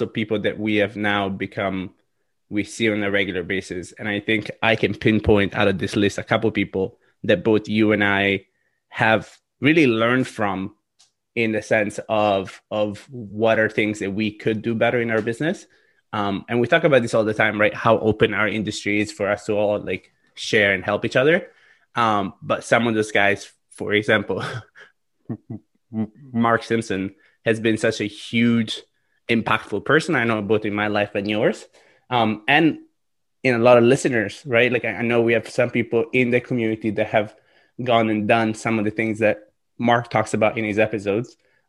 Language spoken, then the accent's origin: English; Italy; English is a second language; So I am from Italy, yeah.